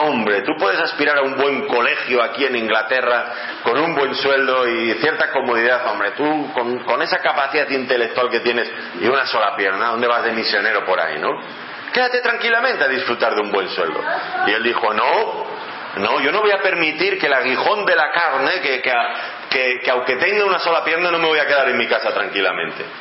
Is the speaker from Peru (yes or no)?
no; Ávila, Castile and León, Spain; allí de donde yo vengo, de Ávila